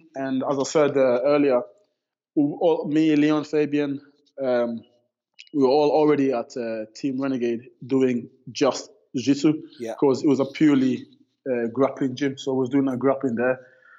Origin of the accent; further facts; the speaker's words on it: Birmingham, West Midlands, United Kingdom; So me and Tom Breeze, and we're all from Birmingham, from the same city.